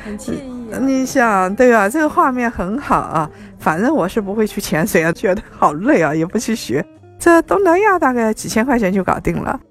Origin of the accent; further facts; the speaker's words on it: Ningbo, Zhejiang, China; also born or lived in Shanghai; 我们宁波那边的人还特别爱吃臭的